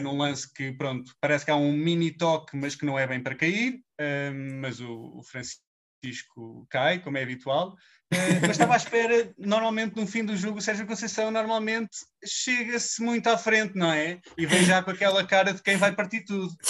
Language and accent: Portuguese; Leiria, Centro, Portugal; sou de Leiria